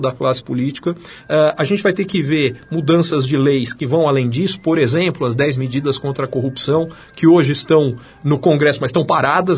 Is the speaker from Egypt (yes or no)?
no; Brazil; moved away as an adult; eu sou brasileiro